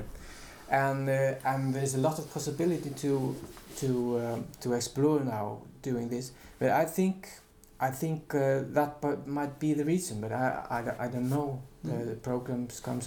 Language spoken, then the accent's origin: English; Iceland; also born or lived in Finland / Utrecht, Netherlands; I'm from Iceland